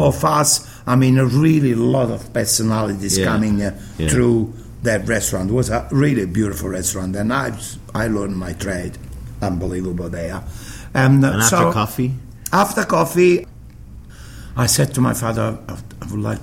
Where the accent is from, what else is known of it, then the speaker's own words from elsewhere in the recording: Naples, Campania, Italy; English is a second language; now in Sydney, Australia; When I grew up in Naples